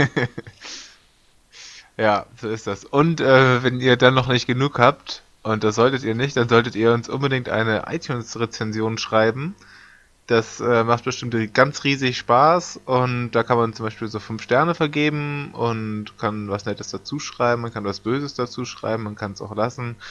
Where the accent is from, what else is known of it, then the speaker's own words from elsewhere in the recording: Hamburg, Germany; Bin ich als Hamburger